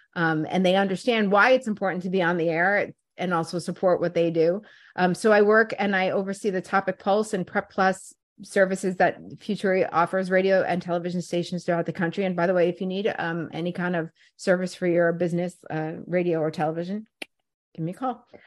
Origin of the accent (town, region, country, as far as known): New York City, New York, United States; born or raised there; moved away as an adult; also born or lived in Brooklyn, New York / Voorhees, New Jersey / Washington, D.C.; now in Philadelphia, United States